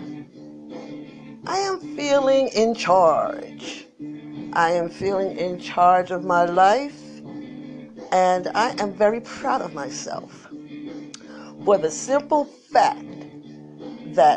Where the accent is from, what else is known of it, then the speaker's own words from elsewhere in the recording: New York City, New York, United States; me too